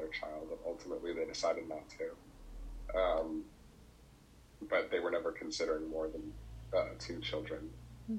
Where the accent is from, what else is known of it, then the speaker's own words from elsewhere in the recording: New Jersey, United States; where I'm from Jersey, like the suburbs, like 40-minute train ride from New York City